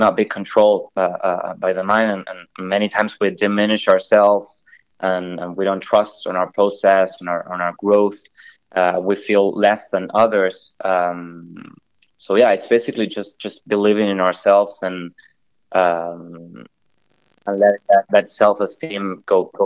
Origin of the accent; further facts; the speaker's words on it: Argentina; now in Los Angeles, United States; I'm from Argentina. I'm currently living in L.A.